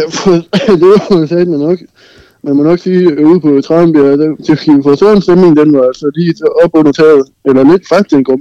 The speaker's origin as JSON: {"language": "Danish", "region": "Central Denmark Region", "country": "Denmark", "tie": "born or raised there", "said": "Det, uh, ja, jeg er født og på Samsø."}